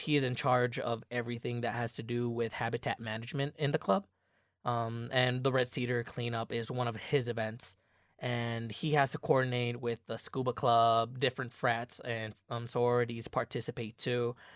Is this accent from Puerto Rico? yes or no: yes; Puerto Rico; moved away as an adult; now in Michigan, United States; I'm an out-of-state student. I'm from Puerto Rico.